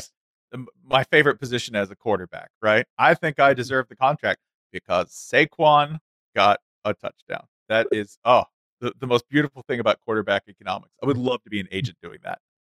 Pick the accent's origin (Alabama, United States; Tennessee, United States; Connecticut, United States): Tennessee, United States; I'm from Tennessee